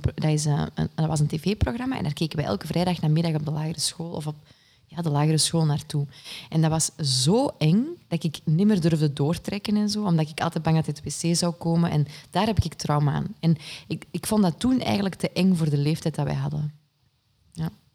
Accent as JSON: {"language": "Dutch", "area": "Kempen", "region": "Flanders", "country": "Belgium", "moved": "yes", "lives_now": "Antwerp, Belgium", "said": "ik ben afkomstig uit de Kempen"}